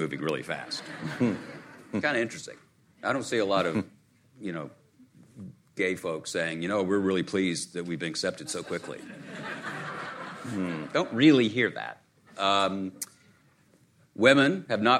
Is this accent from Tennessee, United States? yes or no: yes; Chattanooga, Tennessee, United States; In my native region, I grew up in Chattanooga, Tennessee